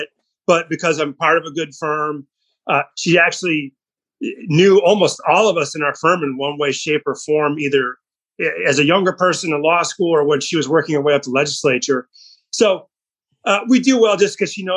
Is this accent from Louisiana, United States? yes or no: no; Suttons Bay, Michigan, United States; also born or lived in Marquette, Michigan; I grew up in Sutton's Bay